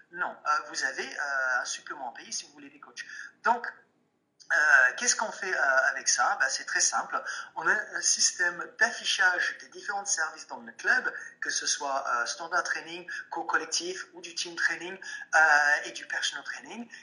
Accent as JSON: {"language": "French", "region": "England", "country": "United Kingdom", "second_language": "French", "said": "je suis anglais"}